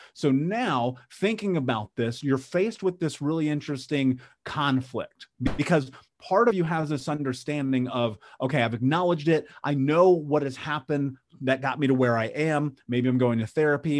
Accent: Indianapolis, Indiana, United States; I grew up in Indianapolis in the Midwest in, in America

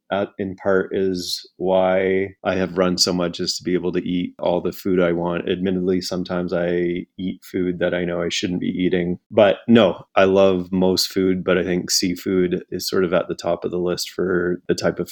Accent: Drumheller, Alberta, Canada; born there; also born or lived in Calgary / Fort McMurray / Toronto / Winnipeg; So I was born in the Badlands of Drumheller, Alberta, but it was only the first 2 years of my life there. So I don't really remember too much.

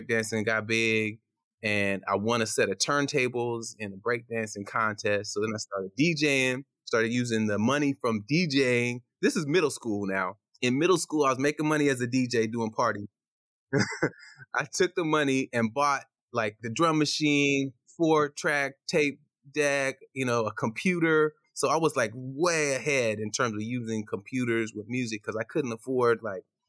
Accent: Portland, Oregon, United States; also born or lived in Ghana; I came over as a baby to Portland, Oregon.

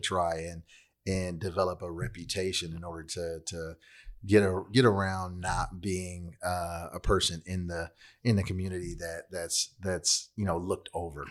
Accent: Long Beach, California, United States; now in Fort Worth, United States; originally from L A County. I grew up in Long Beach. Now I live in Fort Worth, Texas

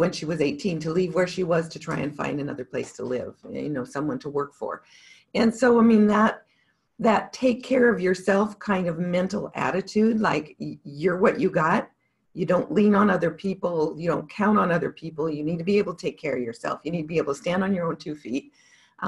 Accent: Montana, United States; I grew up in Montana

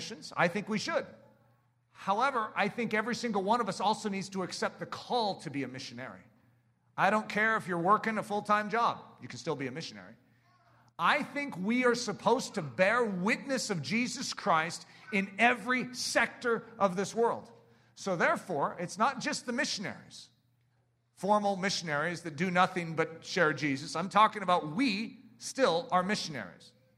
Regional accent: United States; I love being an American

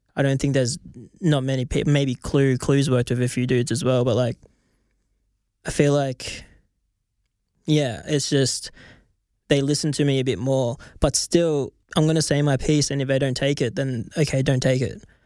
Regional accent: Australia; I'm just gonna stick to being Australian

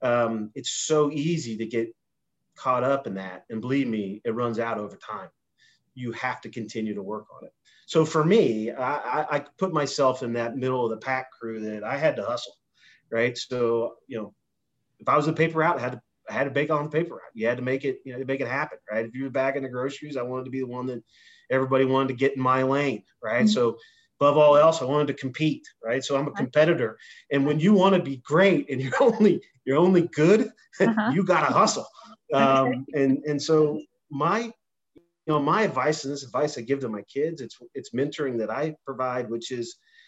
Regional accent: Indiana, United States; I grew up in Indiana.

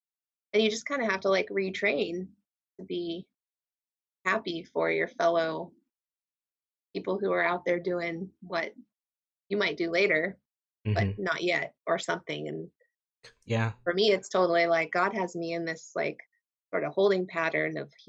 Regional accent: Astoria, New York, United States; okay, I did like high school and I did like growing up in Astoria.

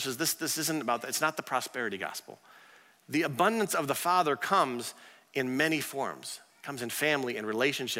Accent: Arthur, Illinois, United States; my hometown of Arthur

